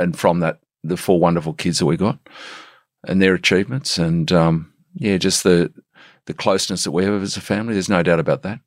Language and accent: English; Sydney, New South Wales, Australia; also born or lived in Lindfield, Sydney / South Africa; I'm from the Shire